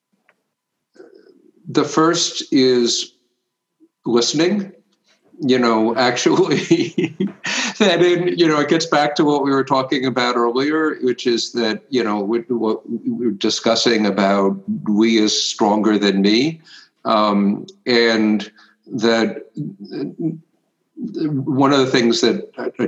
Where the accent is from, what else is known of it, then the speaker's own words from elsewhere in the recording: United States; I was born in the United States.